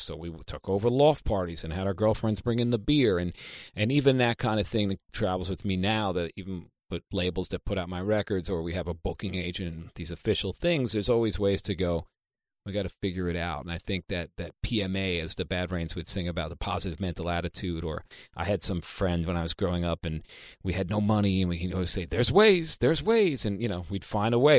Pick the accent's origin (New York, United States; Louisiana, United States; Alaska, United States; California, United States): New York, United States; New York City; I'm from Queens, New York.